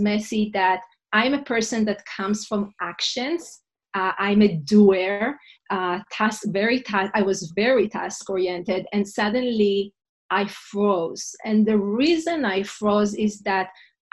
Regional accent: Israel; English is a second language; moved away as an adult; now in New York City, United States; I'm originally from Israel. And 14 years ago, my husband and I moved with two little kids from Israel to New York City

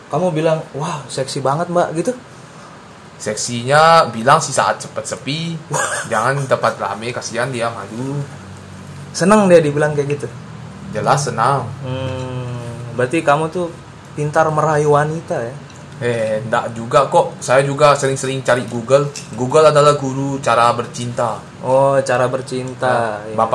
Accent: West Nusa Tenggara, Indonesia; accent: Sumbawa; Aida itu ya logat saya lah. Sumbawa.

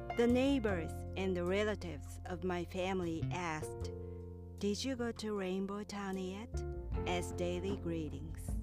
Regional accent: Kyoto, Japan; grew up in a small town in Kyoto. My hometown was so small and rural

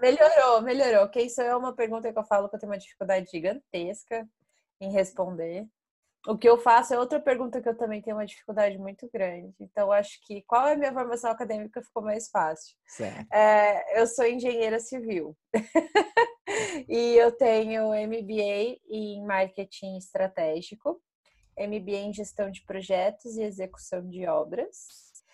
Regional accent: interior of Paraná, Brazil; first language Portuguese; eu sou do interior do Paraná

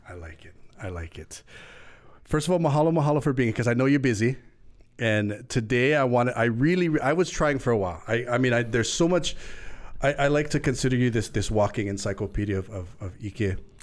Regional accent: Lanai, Hawaii, United States; being from Lanai at the time

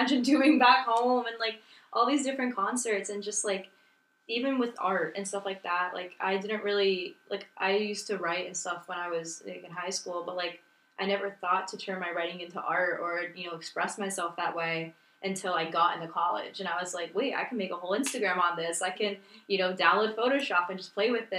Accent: Miami, Florida, United States; moved away as an adult; I'm from Miami

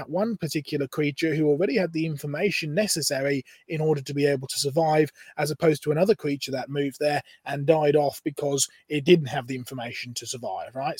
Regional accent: Norfolk coast, East of England, United Kingdom; I grew up on the Norfolk coast in England

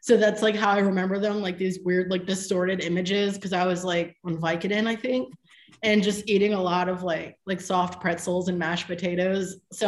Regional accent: Jarrettsville, Maryland, United States; now in Jersey City, United States; I moved to Jersey City. I'm actually from Maryland. I move a lot. I grew up in a place called Jarrettsville, Maryland, and my school was in Pilesville.

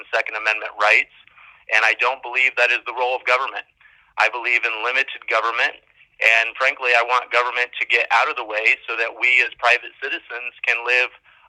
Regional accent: Brazil; now in United States; I grew up overseas in Brazil.

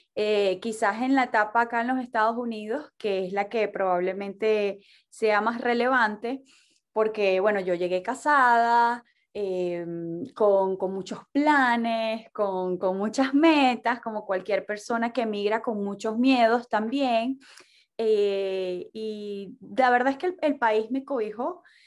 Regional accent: Maracaibo, Zulia, Venezuela; now in Miami, United States; de Maracaibo, Venezuela. Vivo en Miami

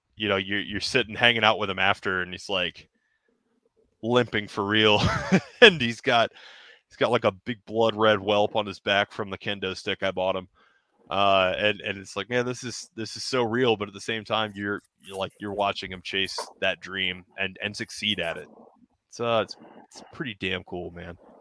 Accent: Denham Springs, Louisiana, United States; that little local show in my hometown

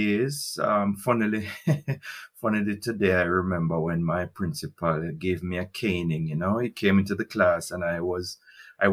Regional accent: Highgate, Saint Mary, Jamaica; moved away as an adult; also born or lived in Spaldings, Jamaica; now in Germany; I grew up in St. Mary, you know, my first, that's real first formative years were in Highgate, St. Mary

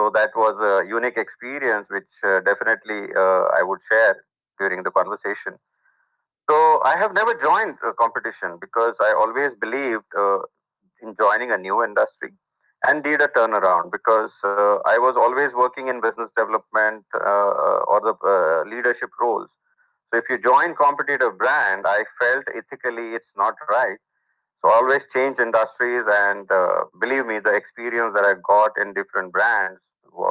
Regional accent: Mumbai, Maharashtra, India; I was born in suburb in Mumbai, which is one of the busiest cities in India, and had a humble middle class background. Did my schooling with best of my friends around

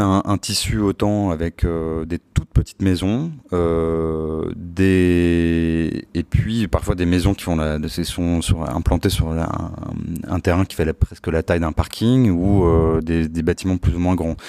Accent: Palaiseau, Île-de-France, France; also born or lived in Laval; Alors je, suis né en fait plus exactement à Laval et j'ai grandi euh, à Palaiseau, donc euh, qui est en région parisienne

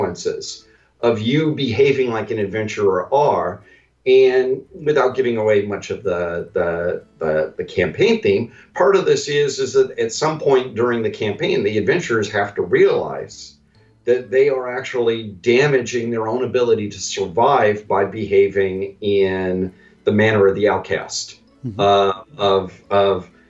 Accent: Western United States, United States; I'm from the Western United States

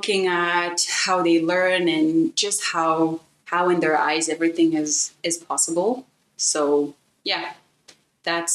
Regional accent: Benin; moved away; I am the child of a German mom and a Beninese father. I grew up in Benin.

